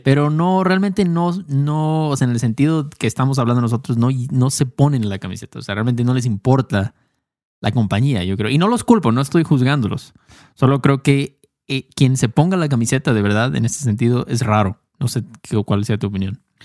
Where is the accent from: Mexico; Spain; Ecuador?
Mexico; Héctor y yo no somos los únicos mexicanos del mundo, obviamente, pero somos mexicanos